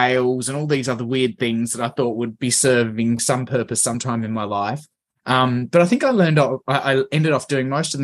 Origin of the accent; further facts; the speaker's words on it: Canberra, Australian Capital Territory, Australia; moved away as an adult; now in Melbourne, Australia; I grew up in Canberra and studied uni, went and did law and accounting at the ANU in Canberra